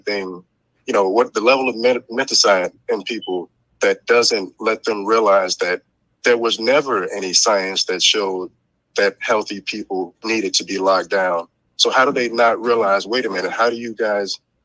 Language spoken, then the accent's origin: English; Illinois, United States; from Illinois.